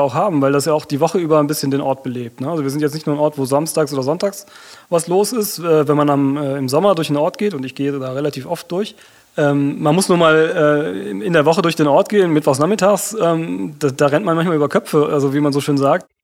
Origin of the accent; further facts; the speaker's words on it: Unkel, Rhineland-Palatinate, Germany; aus, aus Unkel